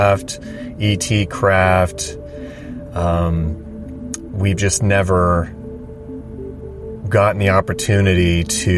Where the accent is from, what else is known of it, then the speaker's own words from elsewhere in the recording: just north of Los Angeles, California, United States; We're from California, just north of Los Angeles